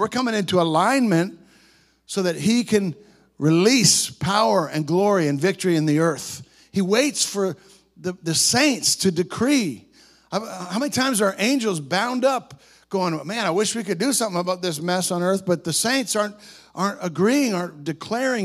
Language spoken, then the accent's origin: English; Canada; We're Canadian boys.